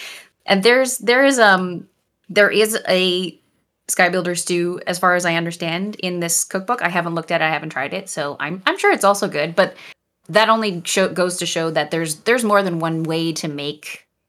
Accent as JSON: {"language": "English", "country": "Canada", "said": "And as I mentioned before, I'm Canadian."}